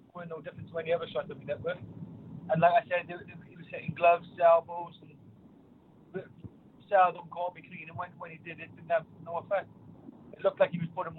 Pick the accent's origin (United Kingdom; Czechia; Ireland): United Kingdom; Cardiff, Wales; being in my hometown